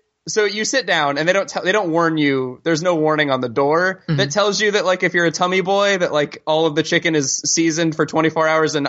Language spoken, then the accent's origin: English; the South, United States; I'm from the South